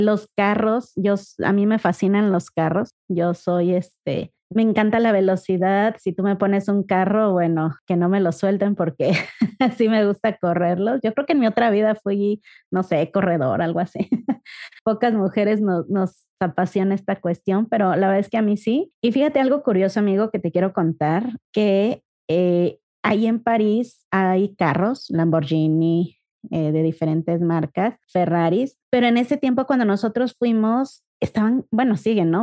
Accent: Ecatepec, State of Mexico, Mexico; moved away as an adult; now in Guadalajara, Mexico; nosotros venimos de Catepec, de Catepum. por allá andábamos, por allá vivimos, crecimos, nos conocimos, nos casamos

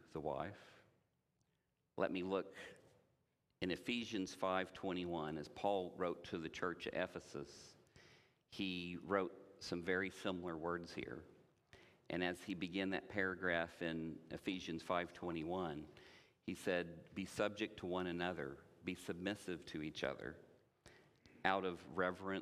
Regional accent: Indiana, United States; I grew up in Indiana

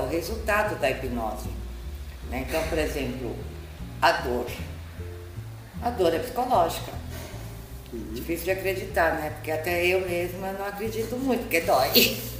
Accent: São Paulo, Brazil; now in Peruíbe, Brazil; eu sou de São Paulo, agora estou morando em Peruíbe

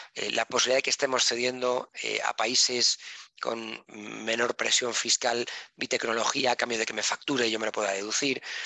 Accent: Spain; soy español. Entonces, los españoles tenemos este, eh, este, pequeño problema de que hablamos muy deprisa.

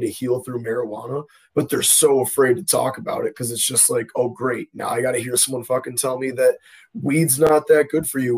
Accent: Buffalo, New York, United States; I'm from Buffalo

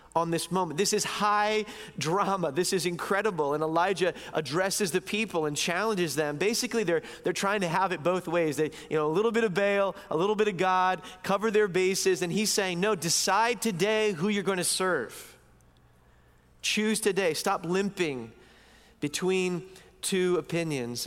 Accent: United States; moved away as an adult; also born or lived in East Coast; now in Vancouver, Canada; as American Christians

